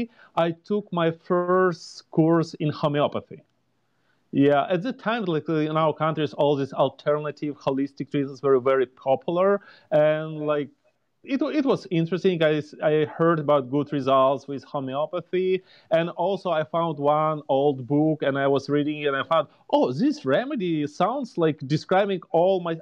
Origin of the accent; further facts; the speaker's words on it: Ukraine; moved away as an adult; now in Indianapolis, United States; Originally, I'm from Ukraine